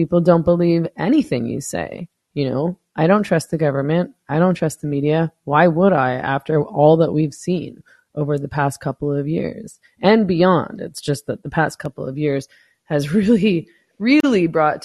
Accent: Vancouver, British Columbia, Canada; moved away as an adult; now in Mexico; I was born in Vancouver, so I lived there for 40 years

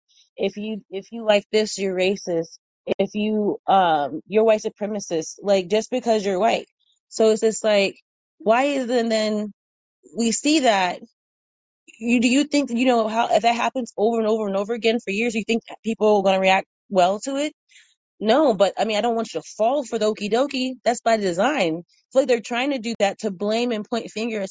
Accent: Albany, Indiana, United States; I grew up in Indiana, out in rural Indiana. You ever heard of Muncie? I grew up in Albany, cornfields, bean fields

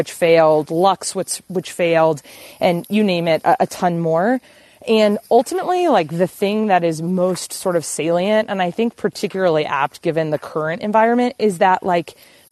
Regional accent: Texas, United States; moved away; also born or lived in Bozeman, Montana; growing up in Texas, I was like the only, I was in the super, super small town

